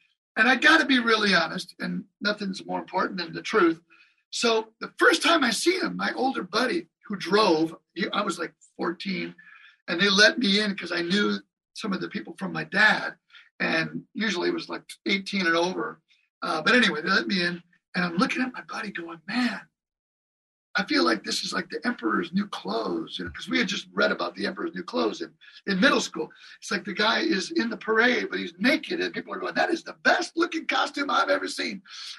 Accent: Michigan, United States; And we're both from Michigan.

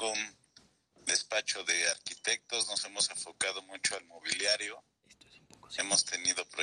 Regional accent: Toluca, State of Mexico, Mexico; soy de Toluca

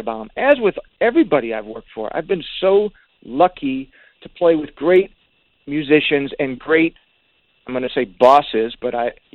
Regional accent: Detroit, Michigan, United States; growing up in Detroit is way different than California

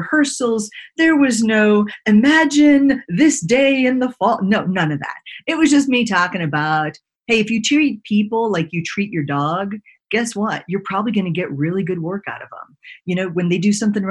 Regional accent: Texas, United States; I grew up in Texas

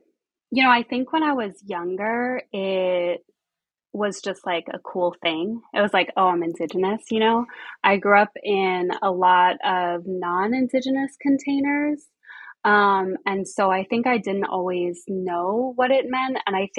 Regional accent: Colorado, United States; also born or lived in Arizona / New Jersey / Pennsylvania / New York; So I was born in Colorado, out in the Midwest, the wild, wild West. I lived between Colorado and Arizona for a while.

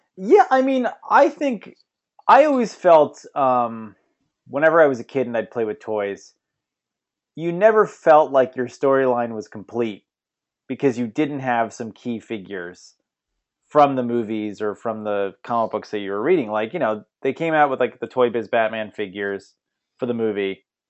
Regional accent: Bethpage, New York, United States; that's Bethpage. That's where I grew up.

